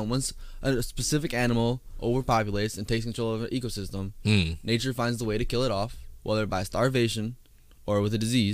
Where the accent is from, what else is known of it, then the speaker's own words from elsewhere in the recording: Wisconsin, United States; I'm from Wisconsin. All Wisconsinites have a very vast knowledge of the dairy field